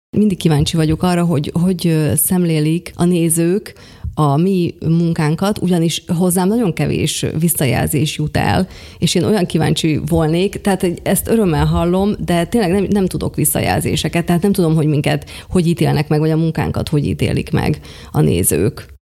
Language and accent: Hungarian; Pólyán, Košice Region, Slovakia; Mind a ketten bodrogközi születésűek vagyunk, bodrogköziek vagyunk, én Pólyányból származom